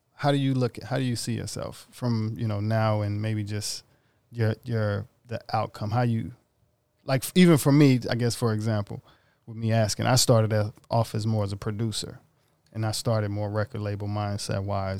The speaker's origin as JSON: {"language": "English", "region": "Mississippi", "country": "United States", "tie": "born or raised there", "said": "me growing up in Mississippi"}